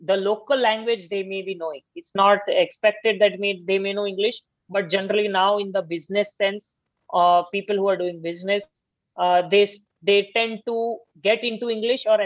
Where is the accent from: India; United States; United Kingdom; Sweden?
India; Gujarat; first language Gujarati; English is a second language; moved away; also born or lived in Maharashtra; my ancestors are not from uh, Maharashtra. I am from Gujarat. So my mother tongue is another language, which is Gujarati. So I speak at home, I speak another language, which is Gujarati.